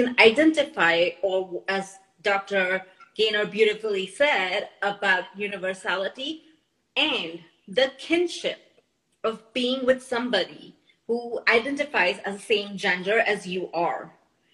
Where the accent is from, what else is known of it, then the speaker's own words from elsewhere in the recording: India; now in United States; me being Indian, mm-hmm. being in the United States